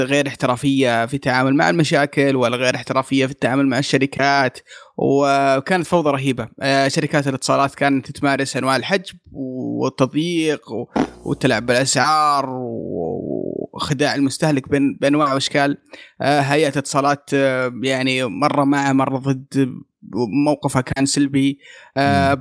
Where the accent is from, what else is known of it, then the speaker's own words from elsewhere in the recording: Saudi Arabia; عندنا في السعودية